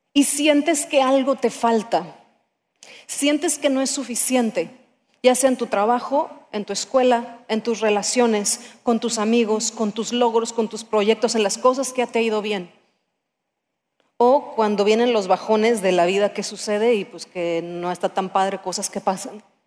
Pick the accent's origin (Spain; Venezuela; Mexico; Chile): Mexico; como somos mexicanos